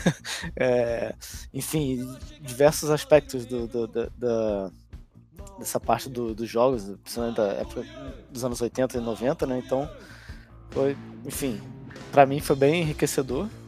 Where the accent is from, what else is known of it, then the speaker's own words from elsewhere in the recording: Brazil; now in Poland; como brasileiro morando aqui